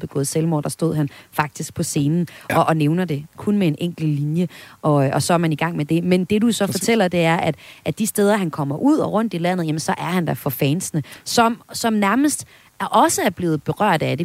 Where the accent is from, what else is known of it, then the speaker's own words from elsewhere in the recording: Vesthimmerland Municipality, North Denmark Region, Denmark; min hjemstavn, hjemstavn fra Vesthimmerlands Kommune, hvor jeg kommer fra, og fra Suldrup Byfest